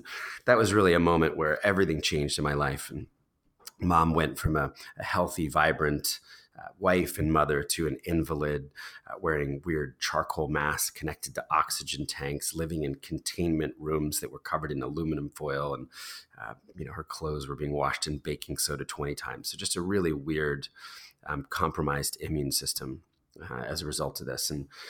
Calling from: New York City, New York, United States; So I'm recording this from New York City. I live with my wife and two kids.

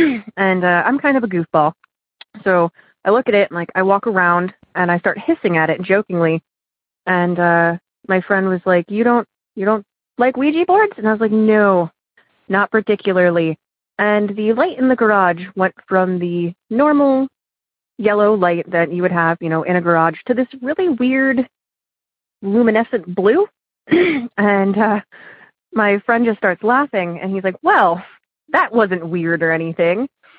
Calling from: Oberlin, Ohio, United States; I'm calling from Oberlin, Ohio.

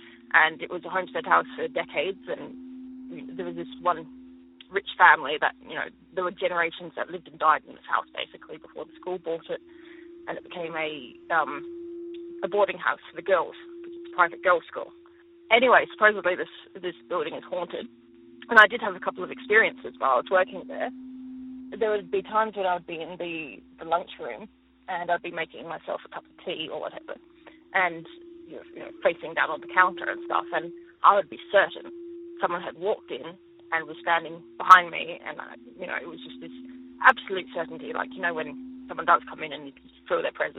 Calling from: Adelaide, South Australia, Australia; I'm calling from Adelaide.

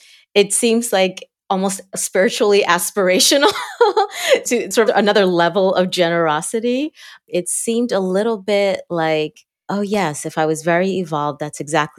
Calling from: Cincinnati, Ohio, United States; I am calling in from a unusually sunny Ohio, Southwest Ohio, Cincinnati.

